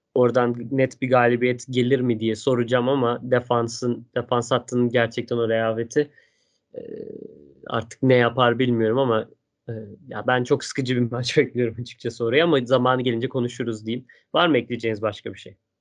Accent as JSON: {"language": "Turkish", "town": "Stuttgart", "region": "Baden-Württemberg", "country": "Germany", "moved": "yes", "said": "Stuttgart'ta benim Şehrim canım benim."}